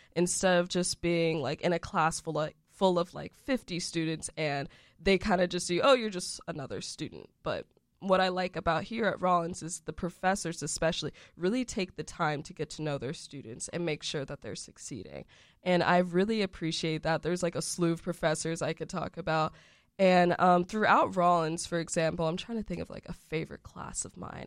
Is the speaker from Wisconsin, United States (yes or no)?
no; Windermere, Florida, United States; also born or lived in Orlando, Florida; I'm actually originally from Orlando, Florida, but more specifically, I grew up in Windermere